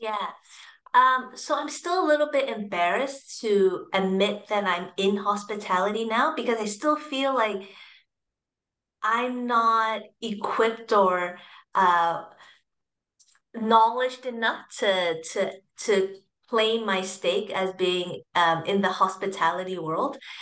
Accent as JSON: {"language": "English", "area": "the Bay Area", "region": "California", "country": "United States", "tie": "born or raised there", "also_born_or_lived": "Hong Kong / Foster City, California / Shanghai, China", "moved": "as an adult", "lives_now": "Singapore", "said": "I grew up in uh, the Bay Area"}